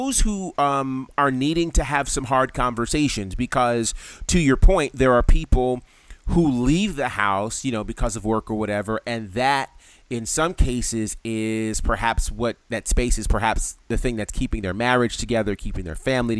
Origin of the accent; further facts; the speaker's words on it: New York, United States; I grew up in New York and we had those blizzards